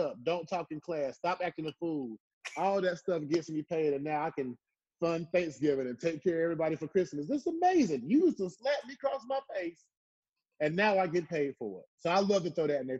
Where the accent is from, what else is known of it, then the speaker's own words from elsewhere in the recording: Southern Pines, North Carolina, United States; moved away as an adult; I grew up in Southern Pines. Country town, you know, tough growing up